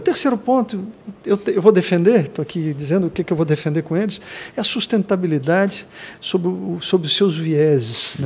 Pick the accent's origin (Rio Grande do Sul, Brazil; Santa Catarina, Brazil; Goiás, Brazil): Santa Catarina, Brazil; Blumenau; Eu sou de Blumenau